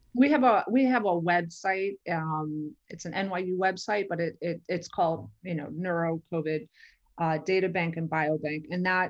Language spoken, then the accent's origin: English; New York, United States; I am from New York originally